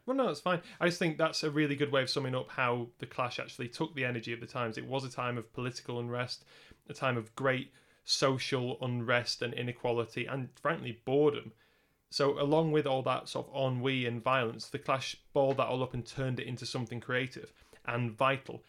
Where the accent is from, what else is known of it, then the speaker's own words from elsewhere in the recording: Lancashire, North West England, United Kingdom; we're both from Lancashire